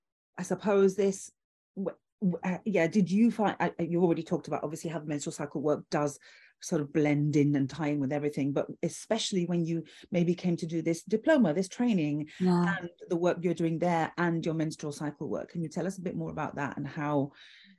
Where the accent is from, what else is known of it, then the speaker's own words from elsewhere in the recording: Gibraltar; I grew up in Gibraltar, which is a Roman Catholic society